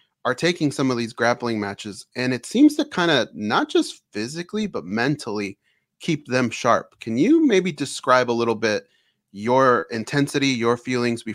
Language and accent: English; Orange County, California, United States; now in Las Vegas, United States; we grew up in Orange County, California. We're in Vegas now